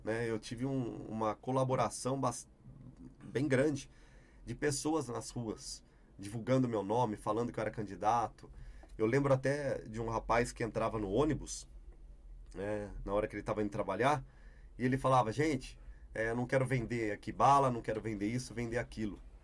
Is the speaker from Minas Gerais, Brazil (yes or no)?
no; Campinas, São Paulo, Brazil; also born or lived in Ribeirão Preto; Voltei para Campinas, né, que é a minha cidade, onde eu nasci, onde minha família toda reside.